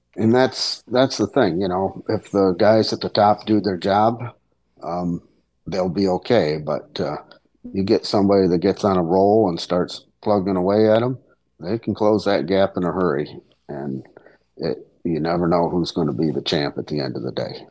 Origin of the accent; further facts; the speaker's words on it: Leicester, New York, United States; my hometown of Leicester, New York